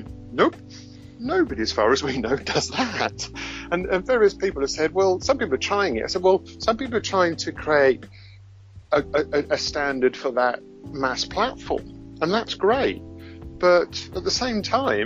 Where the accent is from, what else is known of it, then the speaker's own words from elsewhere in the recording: London, United Kingdom; mainly from Scotland, but as you can hear, I'm originally from London.